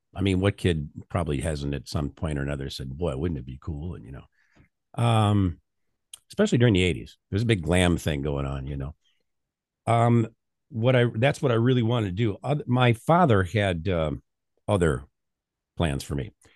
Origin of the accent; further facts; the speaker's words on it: North Central Illinois, United States; I grew up on the farm, uh, in the middle of nor-, what was it, North Central Illinois